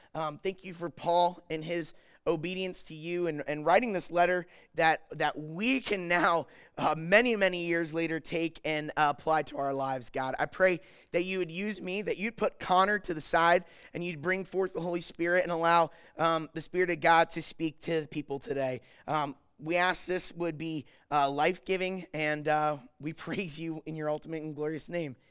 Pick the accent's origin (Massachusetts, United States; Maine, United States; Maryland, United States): Maryland, United States; I'm from Maryland